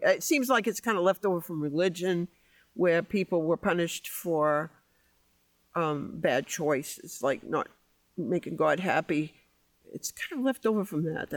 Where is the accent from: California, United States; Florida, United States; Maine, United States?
Maine, United States; Cape Elizabeth; I grew up in Cape Elizabeth, but we didn't live on the water